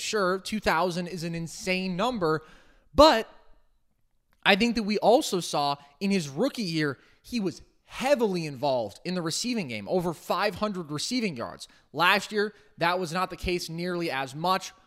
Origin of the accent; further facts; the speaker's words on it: Bay Area, California, United States; I grew up in the Bay Area